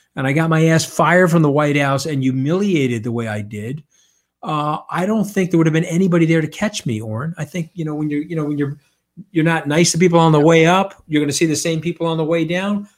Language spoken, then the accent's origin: English; Long Island, New York, United States; I'm an Italian from Long Island.